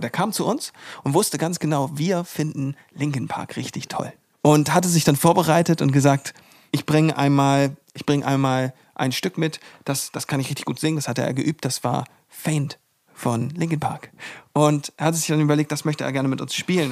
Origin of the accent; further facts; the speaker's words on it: the North, Northern Germany, Germany; Wir kommen zwar alle hier aus dem Norden